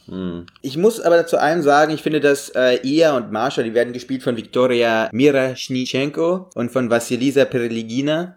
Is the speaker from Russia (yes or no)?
yes; Russia; moved away; wir sind immer einfach groß geworden in dem Land